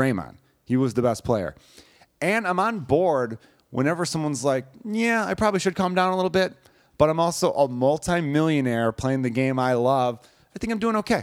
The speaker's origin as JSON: {"language": "English", "town": "Chicago", "region": "Illinois", "country": "United States", "tie": "born or raised there", "said": "growing up in Chicago"}